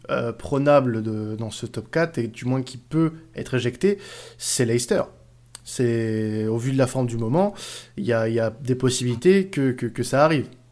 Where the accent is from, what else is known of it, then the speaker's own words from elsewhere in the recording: France; je suis un bon Français